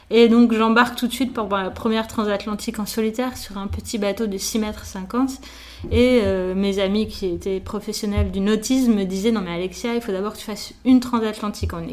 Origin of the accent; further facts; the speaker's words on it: Nice, Provence-Alpes-Côte d'Azur, France; also born or lived in Paris; mes parents ont eu la bonne idée de déménager à Nice quand j'avais 3 ans.